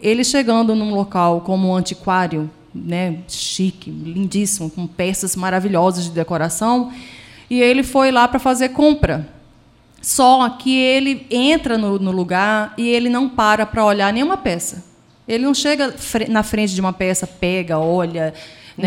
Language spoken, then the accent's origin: Portuguese; Recife, Pernambuco, Brazil; moved away as an adult; now in Pedralva, Brazil; eu sou de Recife, porque minha família, a minha mãe era de lá e meu pai era daqui, de Petralva. Então eu me formei lá